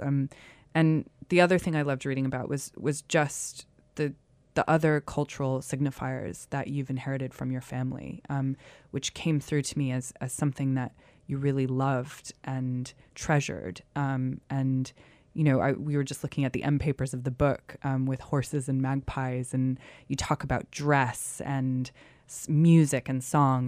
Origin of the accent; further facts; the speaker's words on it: United States; I'm from the States